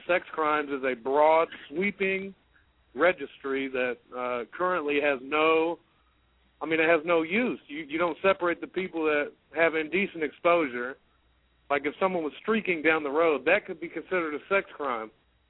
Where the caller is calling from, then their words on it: Indianapolis, Indiana, United States